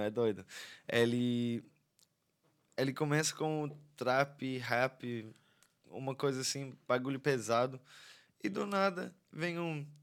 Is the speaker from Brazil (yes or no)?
no; Ireland; Portuguese is a second language; Sou irlandês